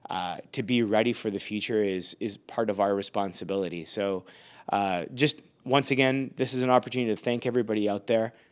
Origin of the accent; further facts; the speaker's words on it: Canada; So I'm Canadian, you're Canadian by default, by citizenship.